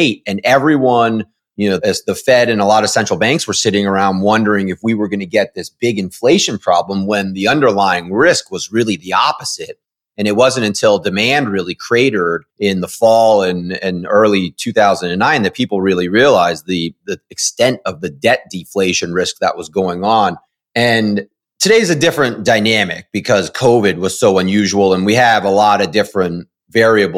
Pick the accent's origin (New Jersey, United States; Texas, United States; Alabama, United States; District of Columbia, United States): District of Columbia, United States; Washington; now in San Diego, United States; I actually grew up in Washington, D.C., so I do remember what real weather is like